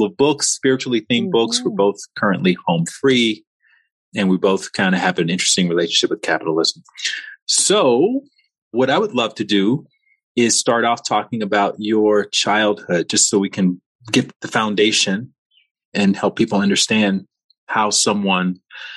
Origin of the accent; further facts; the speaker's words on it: Alabama, United States; I'm from Alabama